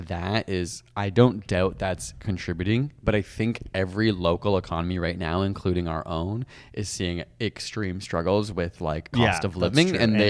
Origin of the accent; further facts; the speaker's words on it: India; Yeah, and also I am Indian.